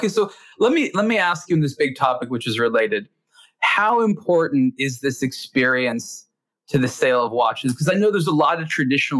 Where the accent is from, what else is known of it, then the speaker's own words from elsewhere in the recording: United States; because I'm an American